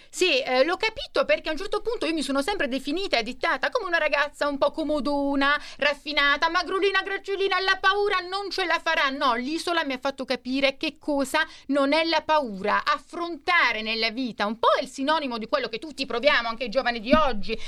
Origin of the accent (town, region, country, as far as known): Bari, Apulia, Italy; born or raised there